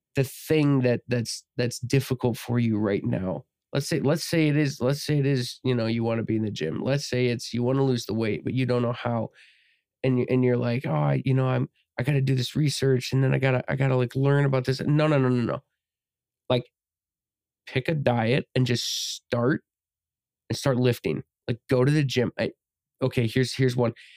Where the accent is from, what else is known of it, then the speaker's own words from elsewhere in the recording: United States; we're obviously from America